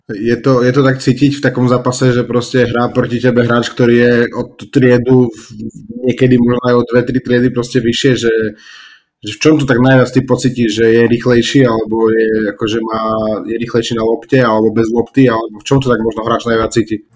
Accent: Bardejov, Prešov Region, Slovakia; ja som z Bardejova tiež

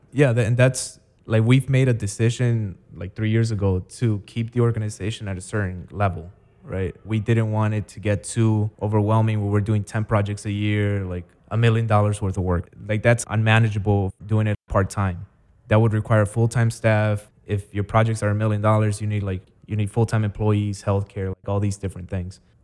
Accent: Chicago, Illinois, United States; also born or lived in Guatemala / Maryland; I grew up in the south side of the city near Midway Airport

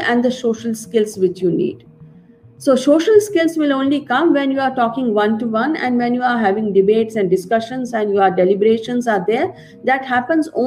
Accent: India; In our country, in India

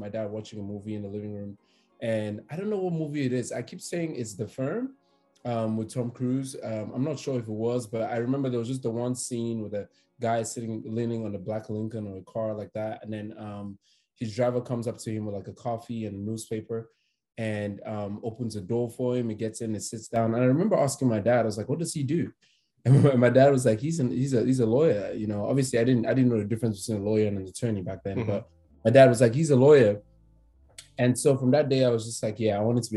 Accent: Cameroon; moved away as an adult; also born or lived in Douala, Cameroon / South Africa; now in United States; I'm originally from Cameroon, as you know. I went to school there, then went to school in South Africa as well. Moved here in 2015

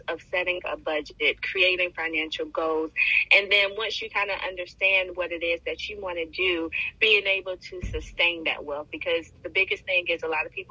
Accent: Bertie County, North Carolina, United States; also born or lived in Connecticut; moved down to North Carolina where my family is at. And it's one of the, where I was raised is one of the poorest counties out of, you know, 100 in North Carolina.

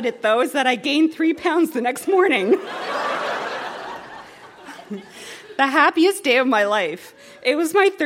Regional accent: Toronto, Ontario, Canada; I was born on December 15, 1978, at Toronto General Hospital at 12:03 a.m.

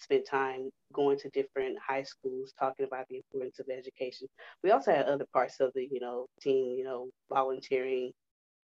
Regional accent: Houston, Texas, United States; I grew up in Houston, you know, I'm 30 years old

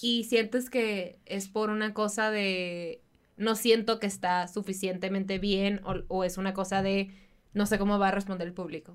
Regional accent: Baja California, Mexico; moved away; en Baja California, de donde yo soy

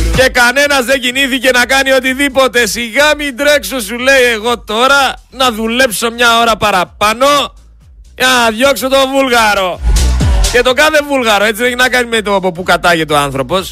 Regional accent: Greece; δεν είμαστε Τούρκοι, είμαστε Έλληνες

